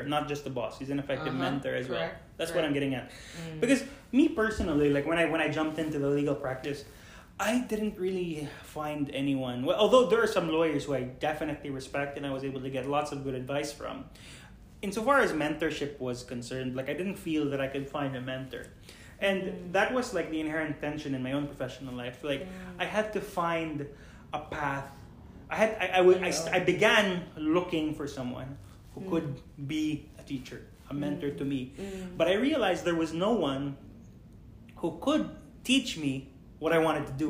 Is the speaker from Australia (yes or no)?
no; Philippines; I am Filipino